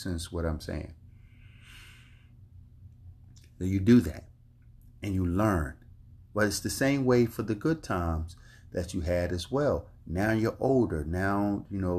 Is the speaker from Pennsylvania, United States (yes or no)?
yes; Philadelphia, Pennsylvania, United States; I grew up in North Philadelphia in Richmond Island Projects.